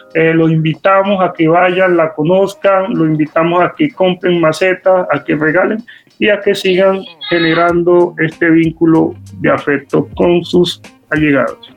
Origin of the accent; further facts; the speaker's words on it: Cali, Valle del Cauca, Colombia; como caleños y como vallecaucanos